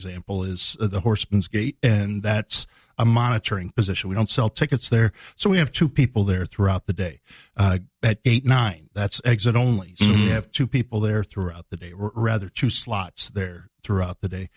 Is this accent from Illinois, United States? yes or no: yes; Illinois Valley, United States; Greg and I grew up in the same part of the world. And I don't think at the time when we were growing up in the Illinois Valley